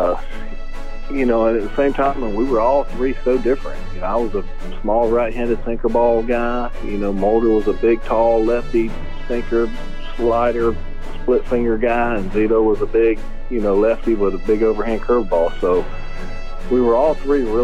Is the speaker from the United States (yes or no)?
yes; near Atlanta, Georgia, United States; growing up in Atlanta, I mean, growing up close to Atlanta and being a Braves fan